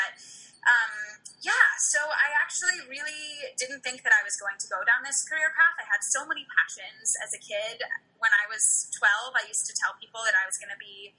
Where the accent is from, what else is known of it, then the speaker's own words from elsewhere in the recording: around New York City, United States; although I do live in New York City. That's what I say, but I'm kind of all over the place. And I grew up around New York City, so that definitely adds to the feeling of home.